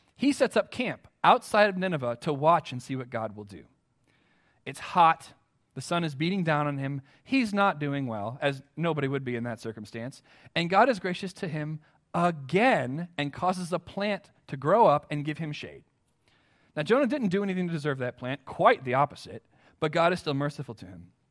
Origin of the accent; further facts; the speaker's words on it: United States; as American Christians